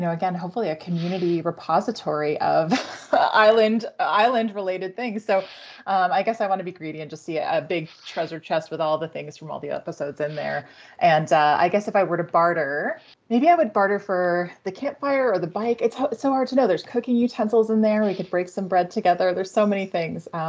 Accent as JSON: {"language": "English", "country": "Canada", "said": "I'm Canadian."}